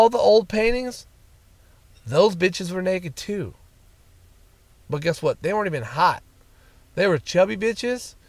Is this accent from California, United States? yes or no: yes; Fresno, California, United States; moved away as an adult; also born or lived in Bay Area, California; my hometown, Clovis/Fresno/Sanger/Madera, whatever you want to call it